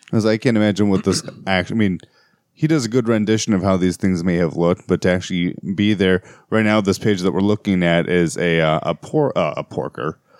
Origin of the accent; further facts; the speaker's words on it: United States; as an American myself